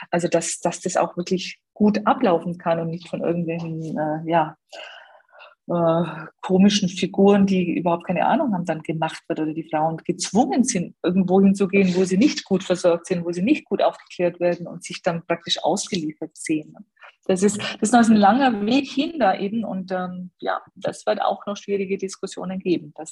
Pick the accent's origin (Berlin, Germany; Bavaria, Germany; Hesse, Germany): Bavaria, Germany; Also wir haben in, in Bayern, hier in Schwaben, wo ich herkomme